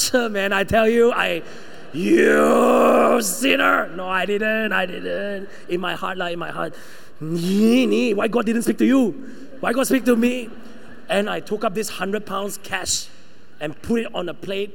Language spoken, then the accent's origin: English; Sabah, Malaysia; moved away; also born or lived in United Kingdom; I'm the one from Sabah